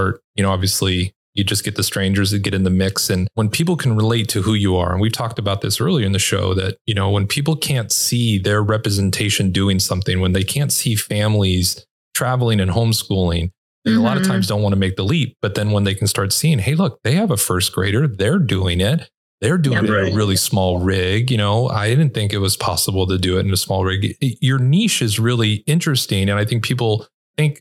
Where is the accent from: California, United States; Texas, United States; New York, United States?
California, United States; Los Angeles; moved away; I grew up and lived in Los Angeles